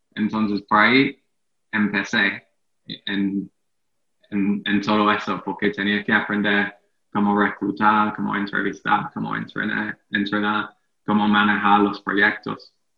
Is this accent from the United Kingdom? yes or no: yes; England, United Kingdom; Spanish is a second language; moved away as an adult; also born or lived in Mexico; now in Caracas, Venezuela; yo nací y crecí en Inglaterra